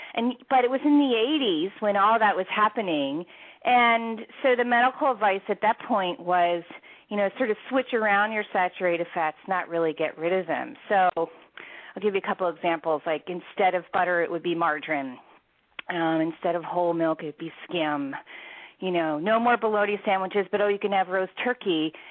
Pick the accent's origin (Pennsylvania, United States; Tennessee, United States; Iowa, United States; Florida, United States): Pennsylvania, United States; Philadelphia; also born or lived in Washington D.C., United States; now in Seattle, United States; I'm originally from the Philadelphia area and lived in Washington D.C. for many, many years